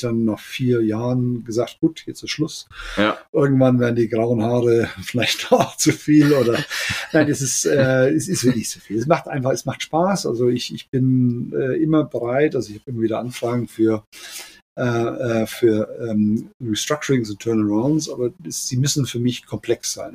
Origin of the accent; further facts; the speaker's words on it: Germany; also born or lived in Spain; als Deutscher in der spanischen Firma mit spanischem Netzwerk